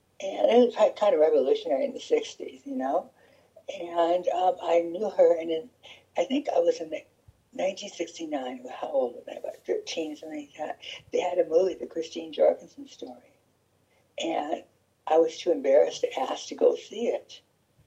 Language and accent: English; Orange County, California, United States; I'm from Orange County, born and raised.